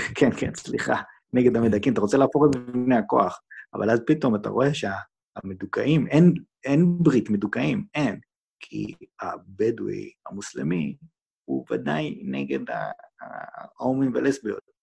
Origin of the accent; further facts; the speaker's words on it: Jerusalem, Jerusalem District, Israel; moved away; בתור ירושלמי לשעבר